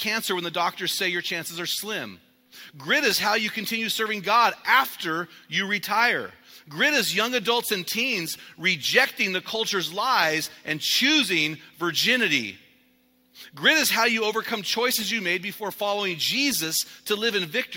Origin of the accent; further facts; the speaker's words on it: the West, United States; So I'm from the West